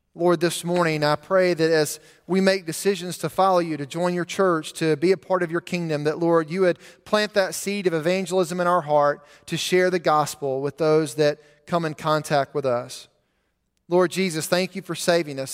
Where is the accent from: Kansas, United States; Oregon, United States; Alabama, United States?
Alabama, United States; Montgomery; When I was a teenager growing up in Montgomery, I would take the same route to school